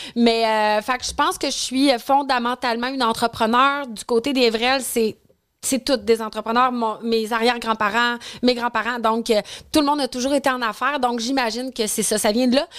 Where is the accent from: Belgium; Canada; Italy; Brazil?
Canada; Quebec City, Quebec; moi je viens de Québec, puis je trouvais que ça faisait pas de sens que j'avais pas de comptoir sushi à la maison à Québec